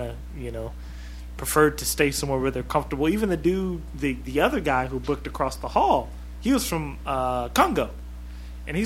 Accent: Washington, United States; moved away; we're from Washington State too

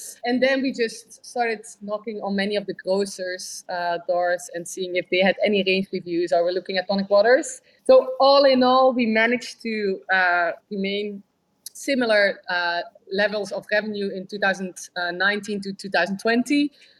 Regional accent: London, United Kingdom; So I think I love London, and London is my hometown, definitely.

